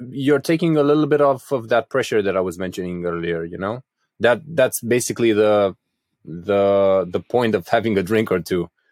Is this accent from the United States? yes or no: no; Craiova, Dolj, Romania; my hometown of Craiova, so I'm from the southwest of Romania